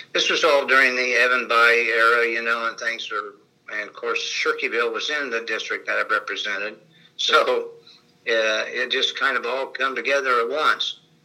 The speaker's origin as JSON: {"language": "English", "town": "Danville", "region": "Illinois", "country": "United States", "tie": "born or raised there", "moved": "yes", "lives_now": "Covington, United States", "said": "I was born in Danville, Illinois, which is just right across the state line in uh, 1949"}